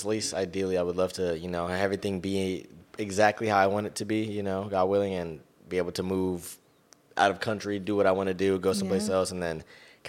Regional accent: Long Beach, California, United States; moved away as an adult; now in San Diego, United States; then from SoCal, born and raised, repping the LBC 562.

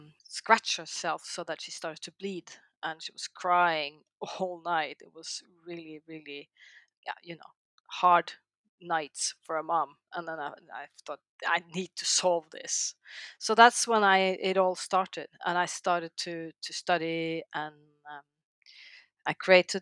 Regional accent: Norway; also born or lived in The Hague, Netherlands; I'm from Norway.

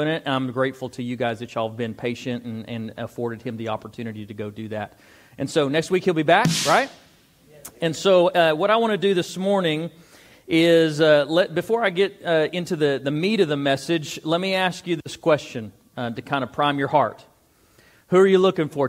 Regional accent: Amarillo, Texas, United States; also born or lived in Dumas; I was born and raised in Amarillo.

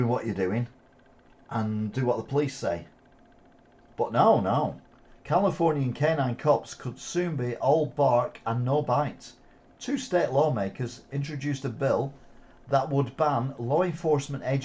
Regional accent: United Kingdom; now in Wigan, United Kingdom; I'm British

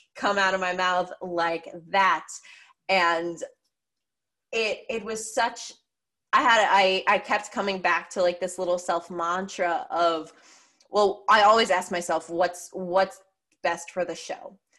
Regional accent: Pennsylvania, United States; also born or lived in New York area; now in New York, United States; I grew up in Pennsylvania. I live in New York area now

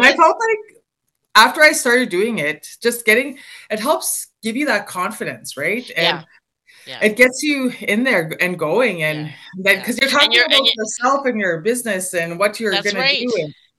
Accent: Wabasca, Alberta, Canada

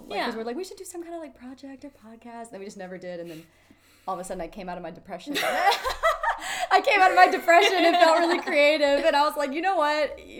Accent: Dallas–Fort Worth area, Texas, United States; I'm 20. I am from Texas, the DFW area, born and raised here. I go to school here in Texas.

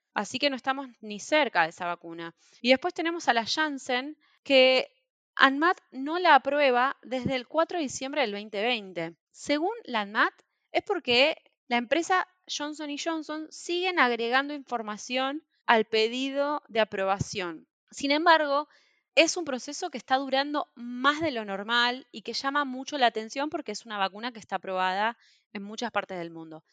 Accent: Argentina; nosotros en Argentina

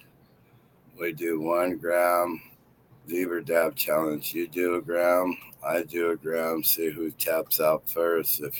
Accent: Turlock, California, United States; I'm from Turlock, bro. That's been my town since 1981.

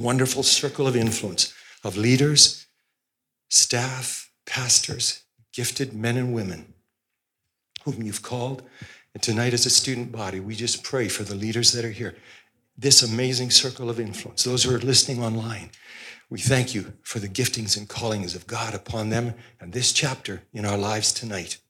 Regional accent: Osoyoos, British Columbia, Canada; I grew up in Osoyoos and went to the Pentecostal church

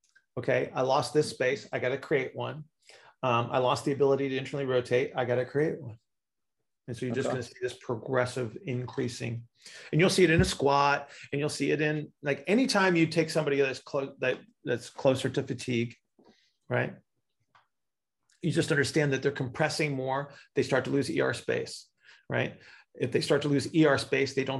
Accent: United States; I'm an American

